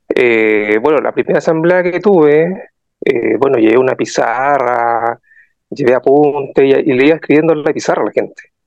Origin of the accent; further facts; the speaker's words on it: Rancagua, O'Higgins, Chile; soy de la sexta región, eh, Rancagua